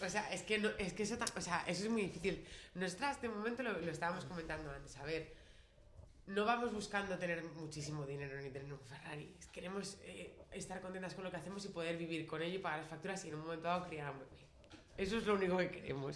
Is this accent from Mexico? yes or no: no; Spain; siendo españolas